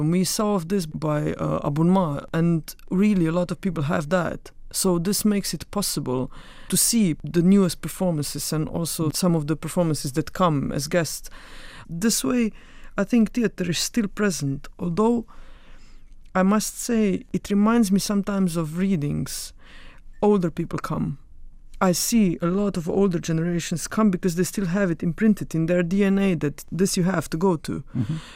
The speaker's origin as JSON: {"language": "English", "region": "Carinthia", "country": "Slovenia", "said": "I come from Koroška region, which is the northern part of the country, and uh, I went to the primary school and to gymnasium there"}